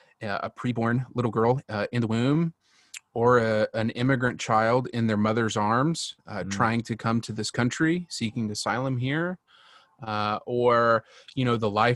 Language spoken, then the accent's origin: English; Texas, United States; now in Washington, D.C., United States; my citizenship is as a Texan of the right. Republic of Texas, right?